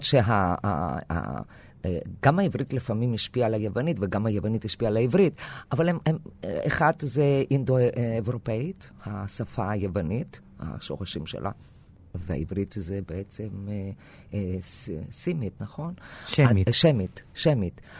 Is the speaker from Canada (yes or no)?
no; a small village in northern Greece, Greece; first language Greek; Hebrew is a second language; moved away as an adult; now in Israel; נולדתי בצפון יוון, בכפר קטן, שדיברו מין, אה, אה, דיאלקט, אה, אה, קווקליוטיקה